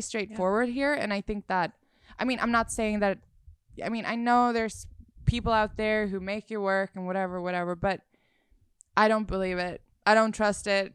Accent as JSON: {"language": "English", "country": "Sweden", "moved": "as an adult", "lives_now": "Los Angeles, United States", "said": "I'm from Sweden"}